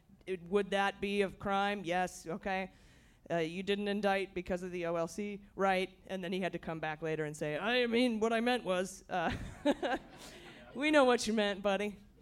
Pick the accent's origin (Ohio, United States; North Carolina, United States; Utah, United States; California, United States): Ohio, United States; Akron; I'm from the Midwest. I'm from Akron, Ohio.